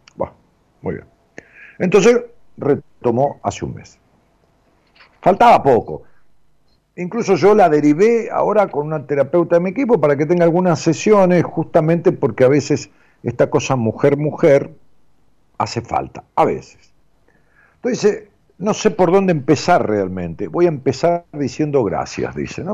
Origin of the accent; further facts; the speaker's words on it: Florencio Varela, Buenos Aires Province, Argentina; Florencio Varela. Zona